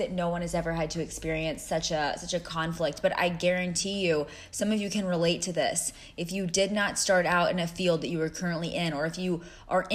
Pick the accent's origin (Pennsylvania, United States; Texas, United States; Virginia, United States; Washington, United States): Texas, United States; moved away as an adult; also born or lived in Cleveland, Ohio; I moved from Texas, my home, to Cleveland, Ohio